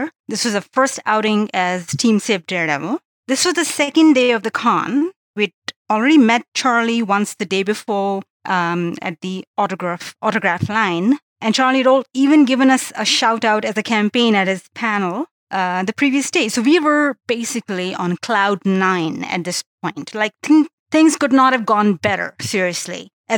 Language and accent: English; Pakistan; now in Canada; I live in Canada now, but I'm originally from Pakistan